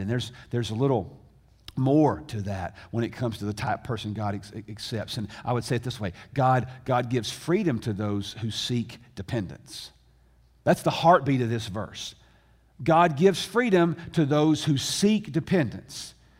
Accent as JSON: {"language": "English", "region": "the South", "country": "United States", "tie": "born or raised there", "said": "I grew up in America. In fact, I grew up in the South."}